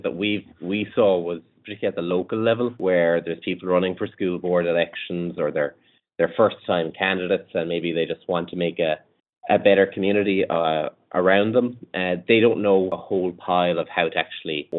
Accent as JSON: {"language": "English", "country": "Ireland", "accent": "Irish", "said": "We're based in Ireland"}